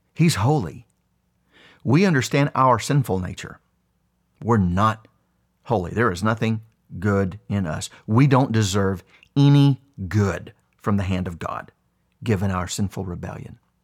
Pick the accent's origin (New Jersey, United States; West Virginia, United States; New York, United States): West Virginia, United States; When I was a young boy, I grew up extremely poor in West Virginia